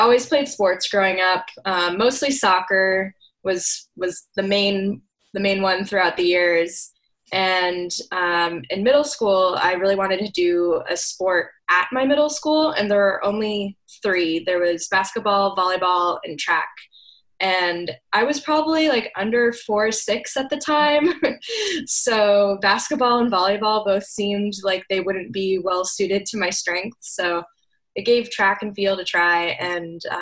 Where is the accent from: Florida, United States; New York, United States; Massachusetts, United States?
Florida, United States; St. Petersburg; moved away as an adult; also born or lived in Durham, North Carolina; now in Washington, DC, United States; I was born and raised in St. Petersburg, Florida, and moved to the DC area almost exactly 10 years ago, and live now in Northwest Washington, DC